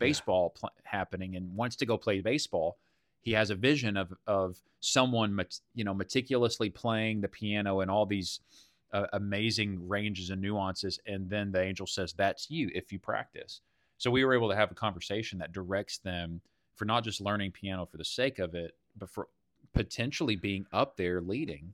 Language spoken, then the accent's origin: English; Texas, United States; as a Texan